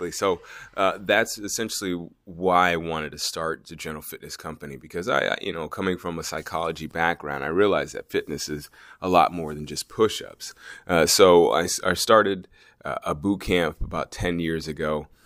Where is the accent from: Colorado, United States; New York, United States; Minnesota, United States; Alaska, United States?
Alaska, United States; Anchorage; also born or lived in Georgia; Well, I'm from Anchorage, Alaska, uh, uh unofficially.